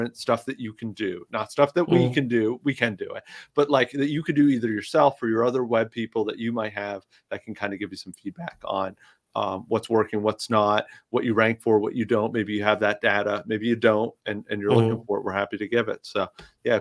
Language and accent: English; New York, United States; now in Florida, United States; I'm from New York